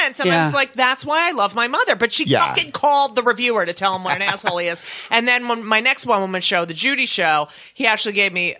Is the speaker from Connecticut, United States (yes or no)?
no; New Jersey, United States; born or raised there